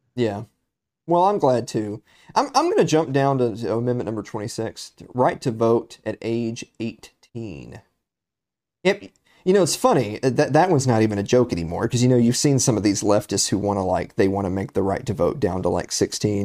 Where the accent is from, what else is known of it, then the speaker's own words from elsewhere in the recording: Tennessee, United States; my home state, the state of Tennessee